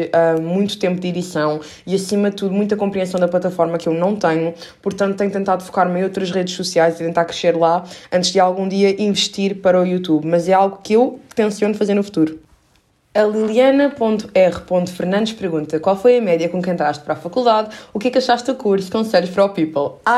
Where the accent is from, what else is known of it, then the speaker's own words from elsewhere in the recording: Portugal; accent: Portuguese; meu sotaque não é o melhor, portanto eu não tenho coragem de fazer isso. E portanto não é brasileiro, é português